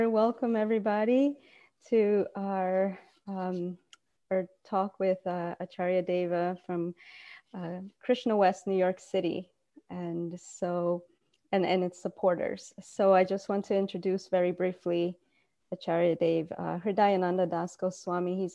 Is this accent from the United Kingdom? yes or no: no; Colombia; now in Gainesville, United States; Uh, originally from Colombia, um, Dave